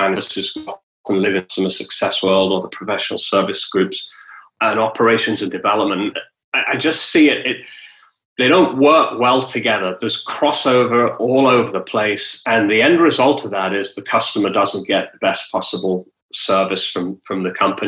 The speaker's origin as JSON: {"language": "English", "country": "United Kingdom", "tie": "born or raised there", "also_born_or_lived": "London / Texas", "moved": "as an adult", "lives_now": "Southern California, United States", "said": "I'm British, you know, and you know, I was born in Britain"}